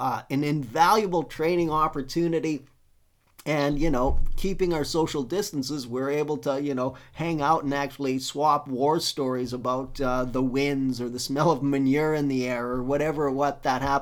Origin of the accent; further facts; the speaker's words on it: Wadena, Saskatchewan, Canada; now in Lower Mainland, Canada; my hometown of Wadena, Saskatchewan